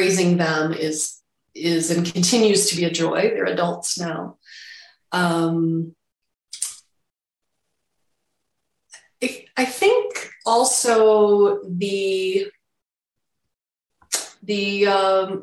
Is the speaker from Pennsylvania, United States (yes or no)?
no; Chicago suburbs, Illinois, United States; I grew up in the Chicago suburbs